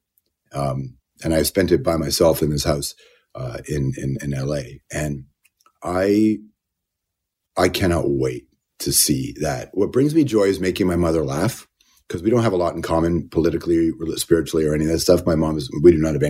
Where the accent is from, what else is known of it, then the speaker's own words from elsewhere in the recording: Toronto, Ontario, Canada; moved away; also born or lived in Malton, Mississauga; we grew up in Jane and Finch, Jane and Wilson, Rexdale, and then Malton by the airport.